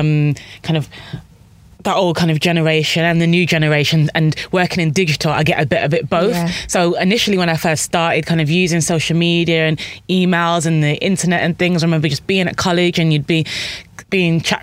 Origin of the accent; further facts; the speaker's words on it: Birmingham, West Midlands, United Kingdom; I am from Birmingham. Sorry. Guys, not everybody from Birmingham is like that.